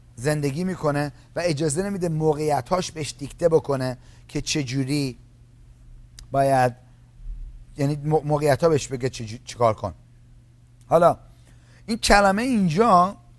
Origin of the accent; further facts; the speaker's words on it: Iran; من از ایرانی هستم ما از همون جایی که شما اومدید منم اومدم